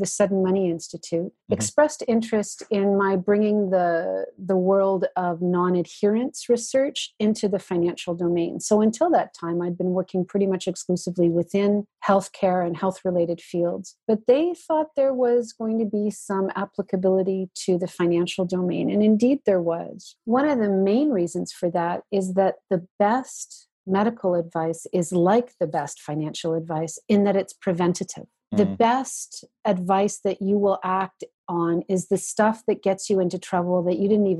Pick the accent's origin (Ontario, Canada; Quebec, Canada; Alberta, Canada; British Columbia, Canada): Ontario, Canada; Georgian Bay Area; now in Winnipeg, Canada; I am originally an Ontarian. I grew up in the Georgian Bay Area and moved out to Winnipeg, Manitoba